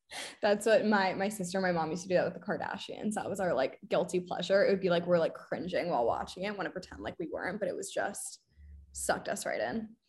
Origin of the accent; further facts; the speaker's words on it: Boston, Massachusetts, United States; also born or lived in England / London; I'm from Boston